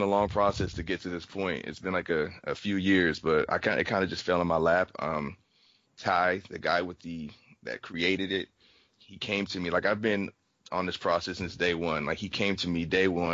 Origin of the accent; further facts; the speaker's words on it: California, United States; I'm from California